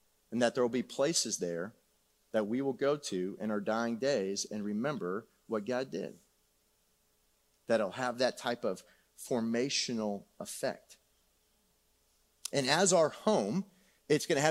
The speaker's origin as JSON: {"language": "English", "town": "San Antonio", "region": "Texas", "country": "United States", "tie": "born or raised there", "moved": "yes", "said": "I grew up on Shadow Elm Woods"}